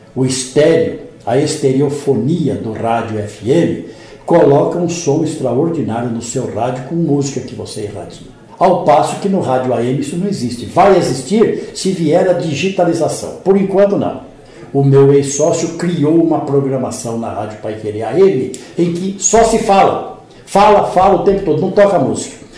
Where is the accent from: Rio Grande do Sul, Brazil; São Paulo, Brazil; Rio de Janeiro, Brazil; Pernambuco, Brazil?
São Paulo, Brazil; Paraguaçu Paulista; accent: caipira; now in Londrina, Brazil; sou natural de uma cidade aqui da Alta Sorocabana. Eu me orgulho muito de dizer que sou caipira da Alta Sorocabana. Eu sou de uma pequena cidade chamada Paraguaçu Paulista.